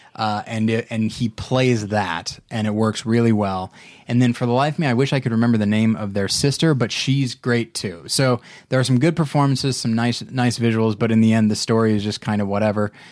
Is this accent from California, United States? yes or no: yes; Taft, California, United States; my hometown of Taft, California